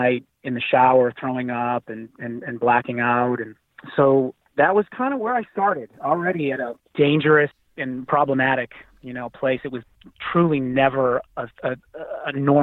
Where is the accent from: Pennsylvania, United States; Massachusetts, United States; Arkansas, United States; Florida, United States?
Massachusetts, United States; Boston; I was born and raised in Boston, Massachusetts, came from an Italian family